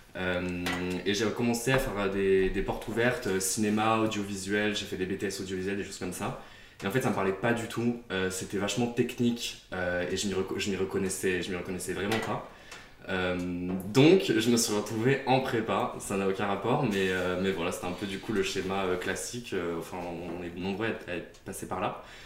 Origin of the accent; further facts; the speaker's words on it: Beaujolais, near Lyon, Auvergne-Rhône-Alpes, France; j'ai grandi à Chez Zazer, qui est dans le Beaujolais juste à côté de Lyon